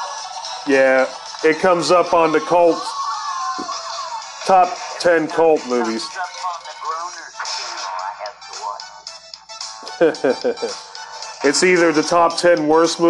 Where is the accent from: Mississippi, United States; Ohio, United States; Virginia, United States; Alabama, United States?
Ohio, United States; Akron; moved away; I am from Akron, Ohio